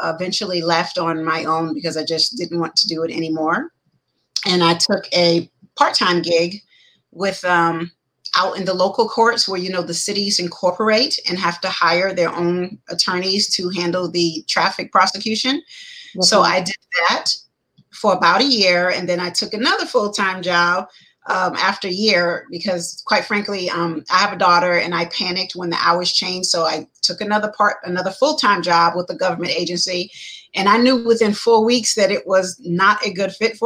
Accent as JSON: {"language": "English", "region": "New York", "country": "United States", "tie": "born or raised there", "also_born_or_lived": "Charleston, South Carolina / Pennsylvania", "moved": "as an adult", "lives_now": "Georgia, United States", "said": "I am originally from New York. Depending on who you ask, I grew up partly in New York and was born in New York and grew up partly in Charleston, South Carolina"}